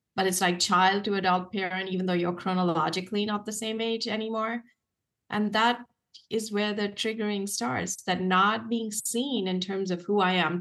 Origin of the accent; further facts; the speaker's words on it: India; now in United States; what I had seen growing up in India